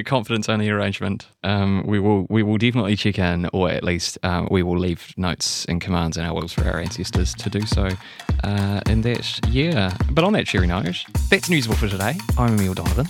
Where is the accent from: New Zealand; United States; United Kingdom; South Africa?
New Zealand; Christchurch, Canterbury; I'm from Christchurch, and I, I remember in the aftermath of the, the, the earthquake in twenty eleven